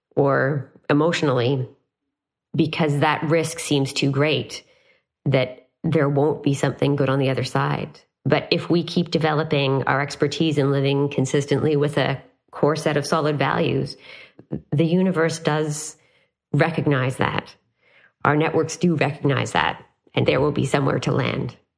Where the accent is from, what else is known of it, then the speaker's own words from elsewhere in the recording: Canada; as a Canadian